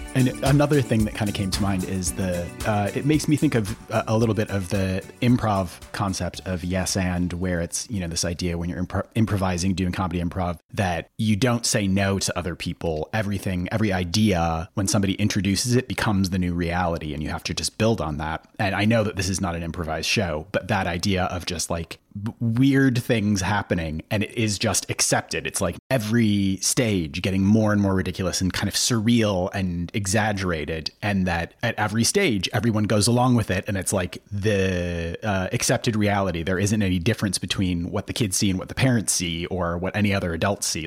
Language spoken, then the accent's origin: English; Minneapolis–Saint Paul, Minnesota, United States; in Minnesota, in, in the Twin Cities.